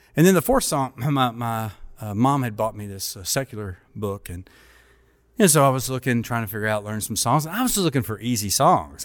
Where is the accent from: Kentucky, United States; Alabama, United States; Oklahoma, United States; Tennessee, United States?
Kentucky, United States; Paducah; also born or lived in Germany; I grew up in a small town in Kentucky